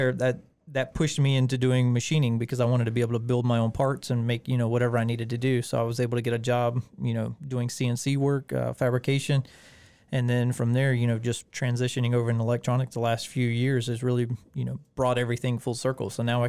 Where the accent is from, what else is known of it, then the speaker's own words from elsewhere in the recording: Beech Island, South Carolina, United States; also born or lived in Augusta; Yeah, I'm originally from Augusta, Beach Island area. Grew up over in Carolina.